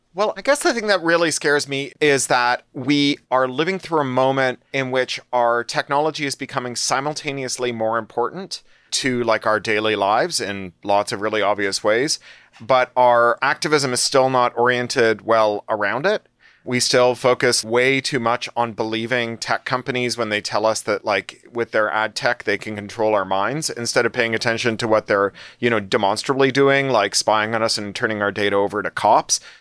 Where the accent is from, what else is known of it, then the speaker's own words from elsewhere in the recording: Toronto, Ontario, Canada; also born or lived in London, United Kingdom; now in California, United States; I was born in Toronto